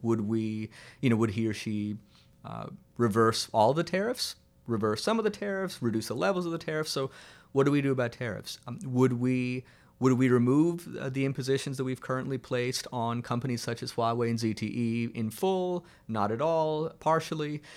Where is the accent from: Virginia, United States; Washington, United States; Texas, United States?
Virginia, United States; Fredericksburg; born or raised there